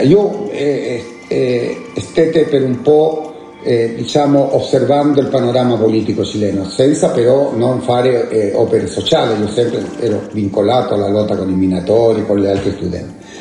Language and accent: Italian; La Serena, Coquimbo, Chile; now in Italy; Sono nato a La Serena. La Serena è una città del nord del Cile